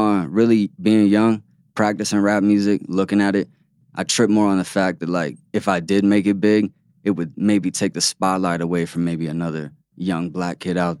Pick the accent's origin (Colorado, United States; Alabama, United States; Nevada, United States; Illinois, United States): Nevada, United States; Las Vegas; also born or lived in Pomona, California / Los Angeles / Utah; I was born in Pomona.